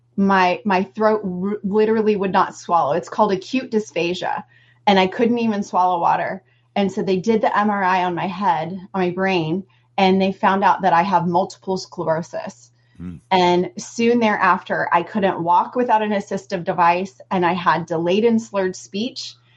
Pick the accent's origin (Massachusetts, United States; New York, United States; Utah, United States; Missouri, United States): Missouri, United States; Southeast; I'm from Southeast Missouri, and um, I just ate what everybody from Southeast Missouri eats